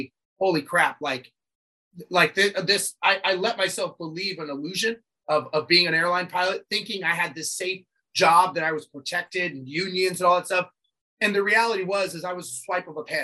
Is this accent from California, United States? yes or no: yes; Los Angeles, California, United States; I grew up born and raised in Los Angeles